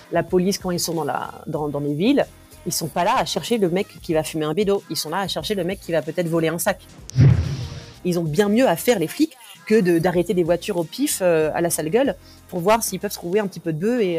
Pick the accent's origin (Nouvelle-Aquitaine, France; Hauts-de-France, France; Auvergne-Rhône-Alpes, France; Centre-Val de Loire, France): Nouvelle-Aquitaine, France; also born or lived in various places in France; j'ai 33 ans. Euh, donc j'ai, on a beaucoup déménagé quand, quand j'étais gamine, mais j'ai grandi essentiellement en Charente-Maritime.